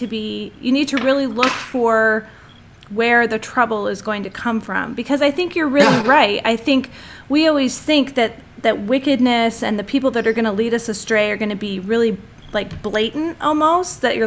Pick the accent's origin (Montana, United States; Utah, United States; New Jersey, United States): New Jersey, United States; I grew up in New Jersey, so I had hardly no LDS friends